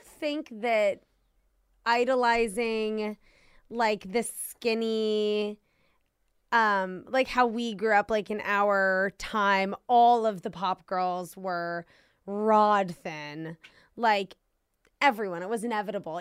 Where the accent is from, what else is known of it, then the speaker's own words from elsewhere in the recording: Washington, District of Columbia, United States; moved away; I grew up in Washington, D C